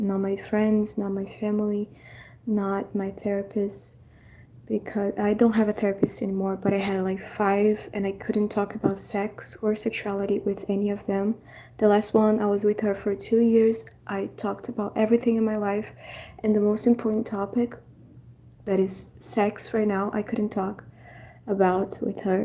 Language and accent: English; Brazil; I'm from Brazil